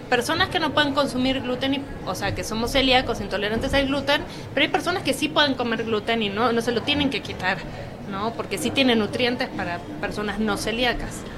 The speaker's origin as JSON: {"language": "Spanish", "country": "Argentina", "moved": "yes", "lives_now": "Mexico", "said": "yo soy argentina"}